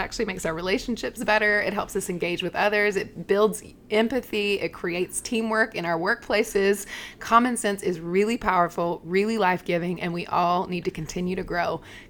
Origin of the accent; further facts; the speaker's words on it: the South, United States; Because I grew up in the South, and there is a culture code.